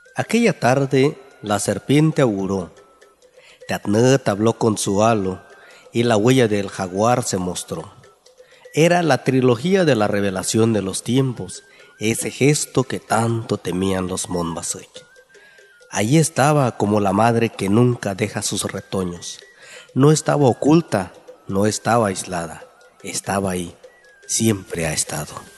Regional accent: San Mateo del Mar, Oaxaca, Mexico; first language Ombeayiüts (Huave); Spanish is a second language; soy originario de San Mateo del Mar, hablante del Ombiayetz

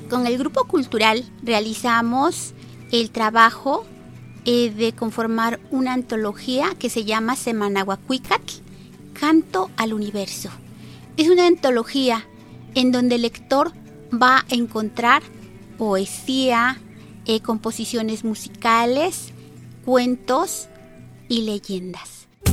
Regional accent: Guerrero, Mexico; Vengo del estado de Guerrero

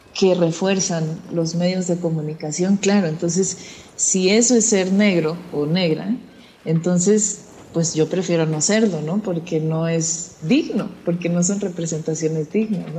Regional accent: Tamaulipas, Mexico; yo crecí en Tamaulipas

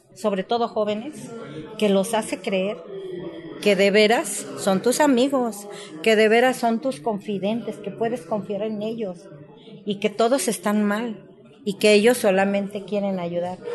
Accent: Tlaltizapán de Zapata, Morelos, Mexico; Yo soy de Tlaltizapán de Zapata, donde estaba el cuartel general del general Emiliano Zapata, a dos cuadras de mi casa, de donde yo me crié

